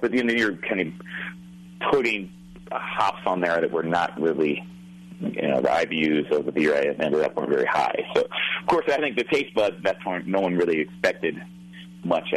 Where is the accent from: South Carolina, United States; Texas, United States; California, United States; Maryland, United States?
Maryland, United States; Baltimore; I grew up in here in Baltimore